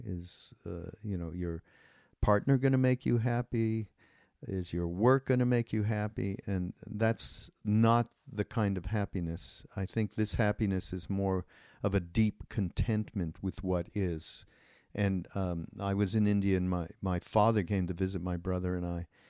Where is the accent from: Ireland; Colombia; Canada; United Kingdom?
Canada; I'm Canadian